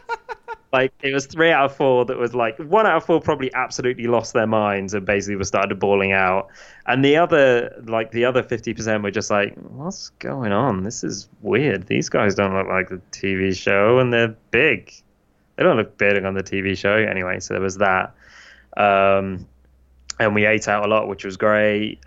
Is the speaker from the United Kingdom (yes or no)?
yes; United Kingdom; now in United States; I'm British